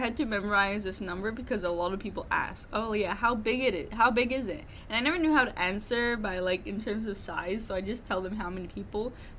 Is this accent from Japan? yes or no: no; Macau; now in United States